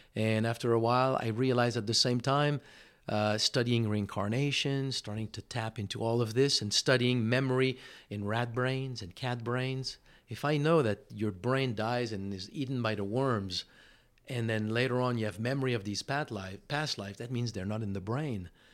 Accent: Montreal, Quebec, Canada; first language French; English is a second language; moved away as an adult; also born or lived in California; now in Austin, United States; I'm living in Montreal.

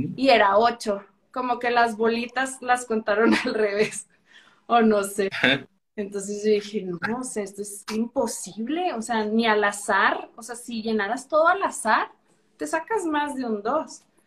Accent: Chihuahua, Mexico; also born or lived in Mexico City; soy de Chihuahua, Chihuahua

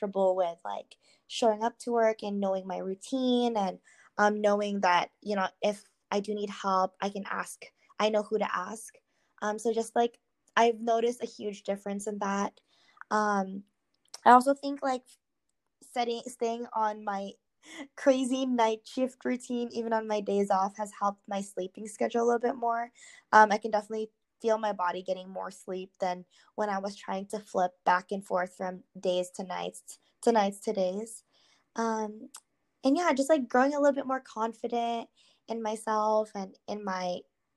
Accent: United States; growing up here, I am really close to my church family who is like they're predominantly Filipinos

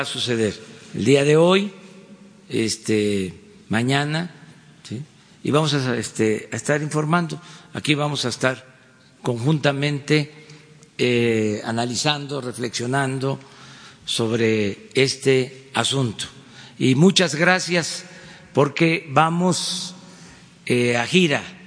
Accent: Tabasco, Mexico; Tabasco, mi tierra, mi agua

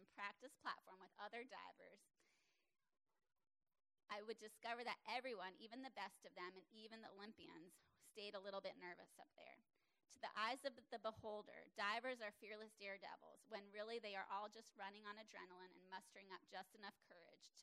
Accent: South Florida, United States; Growing up in South Florida

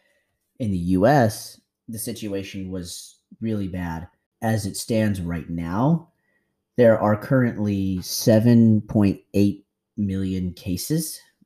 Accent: United States; moved away as an adult; now in Thailand; my experiences as an American expat living in Thailand

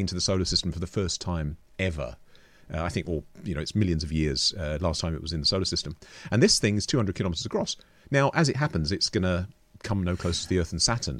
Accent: London, United Kingdom; moved away as an adult; also born or lived in Oxford, United Kingdom; now in Portobello, New Zealand; I grew up in London

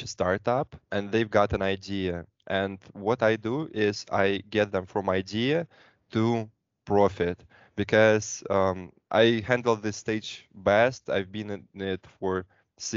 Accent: Moscow, Russia; I'm from Moscow, Russia, studied in a couple of countries

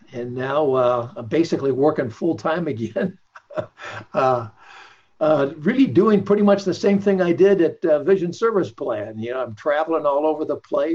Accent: Pasadena, California, United States; also born or lived in San Marino, California; I was born in Pasadena, California. Home of the Rose Bowl, 1947. So it was a couple of years after World War II ended. Went to school in nearby the town of San Marino, California.

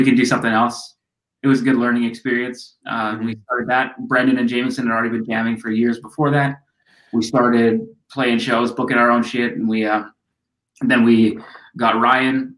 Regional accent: Canada; We're these weirdos from Canada.

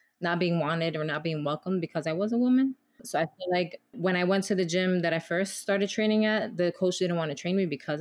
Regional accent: New York City, New York, United States; I grew up in the Bronx and I did box

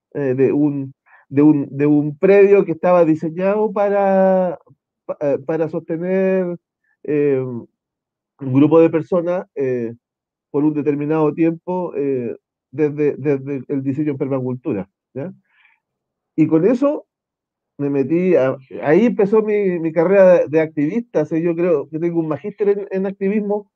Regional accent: Concepción, Biobío, Chile; yo nací acá en Concepción, el 75

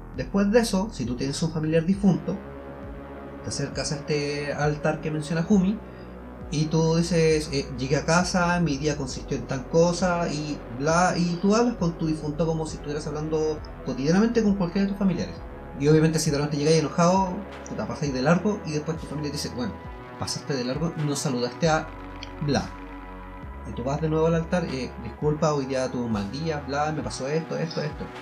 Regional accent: Chile; siendo chilenos.

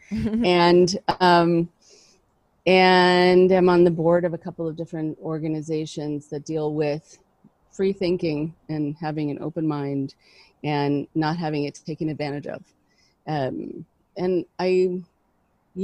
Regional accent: Los Angeles, California, United States; also born or lived in Boston / New York; I grew up in Los Angeles.

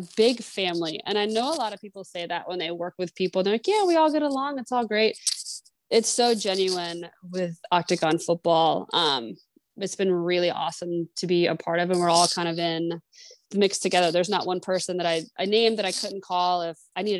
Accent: Apex, North Carolina, United States; now in Maryland, United States; I grew up in Apex, right outside of Raleigh

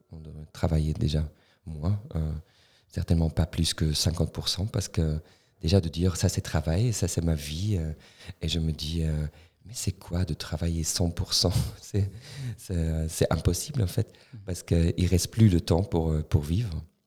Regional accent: Tafers, Fribourg, Switzerland; French is a second language; J'ai grandi à Tavel.

